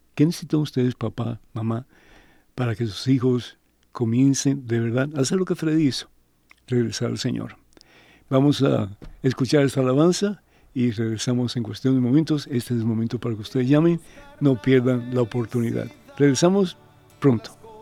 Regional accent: Cuba; moved away; yo soy de Cuba, ¿sí? Y yo recuerdo cuando mis padres vinieron de Cuba, eh, éramos siete de familia

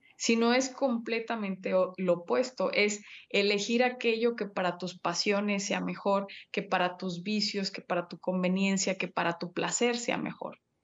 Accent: Mexico; tú y yo somos mexicanos

